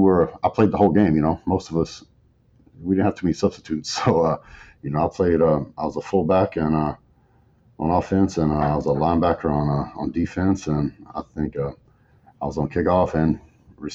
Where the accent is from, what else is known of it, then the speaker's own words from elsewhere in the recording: West Texas, United States; I grew up in West Texas, small town